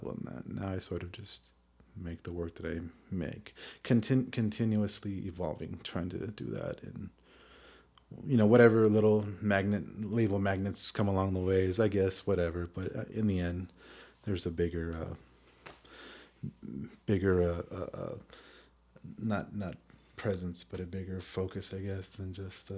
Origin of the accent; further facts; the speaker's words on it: Phoenix, Arizona, United States; when I was growing up in Phoenix 20 years ago